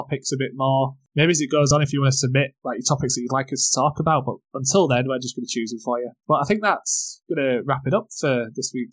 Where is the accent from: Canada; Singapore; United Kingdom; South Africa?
United Kingdom; England; I'm from England.